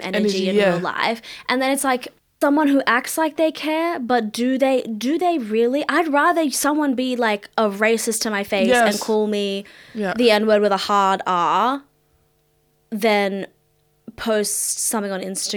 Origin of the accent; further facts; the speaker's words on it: Mauritius; now in Australia; I'm Mauritian